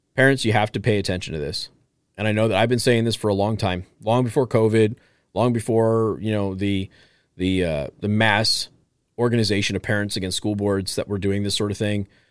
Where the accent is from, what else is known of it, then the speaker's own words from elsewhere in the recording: Las Vegas, Nevada, United States; I grew up poor in a gang-infested area, uh, lot of violence, lot of that stuff, okay? My mom took a risk of going to jail by lying about where we lived, so I didn't have to go to a sixth grade center. And again, we're from Las Vegas